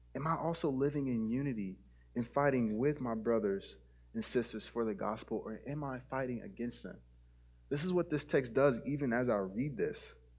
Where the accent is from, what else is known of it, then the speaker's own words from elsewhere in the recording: United States; our American citizenship